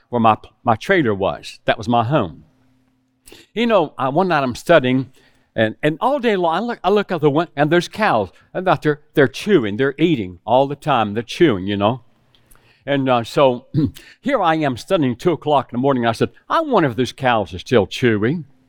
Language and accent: English; West Virginia, United States; moved away as an adult; also born or lived in South Carolina; I was raised in West Virginia with hogs